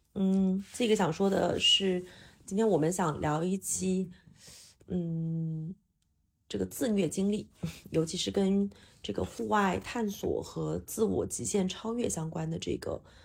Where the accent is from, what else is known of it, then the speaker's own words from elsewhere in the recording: Hunan, China; now in Shanghai, China; 常住上海的香妹子